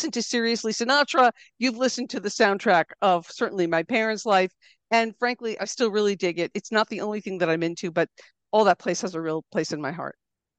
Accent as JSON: {"language": "English", "region": "East Coast", "country": "United States", "tie": "born or raised there", "also_born_or_lived": "New Jersey / Philadelphia / Boston area", "said": "I didn't grow up in one place. My family moved around the East Coast of the U.S. a lot. Nothing exotic. It didn't get more exotic than New Jersey and Philadelphia and then the Boston area"}